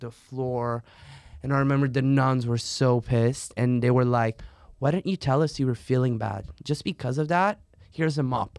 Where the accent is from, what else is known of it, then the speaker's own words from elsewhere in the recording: Portugal; English is a second language; I'm from Portugal.